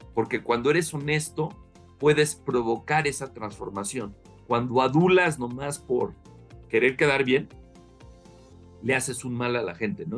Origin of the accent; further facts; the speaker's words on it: Mexico; soy más mexicano que, que en Chile eh, y me encanta este, pues, mi país